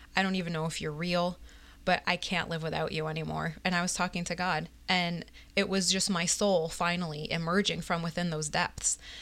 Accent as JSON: {"language": "English", "town": "Binghamton", "region": "New York", "country": "United States", "tie": "born or raised there", "also_born_or_lived": "Baltimore, Maryland", "lives_now": "Pomona, New York, United States", "said": "I was actually born in Baltimore. And then when I was about three, we moved to Binghamton, New York. And that's where I was raised."}